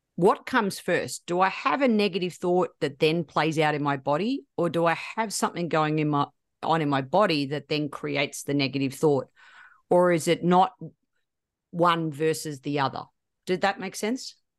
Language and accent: English; Australia; I'm Australian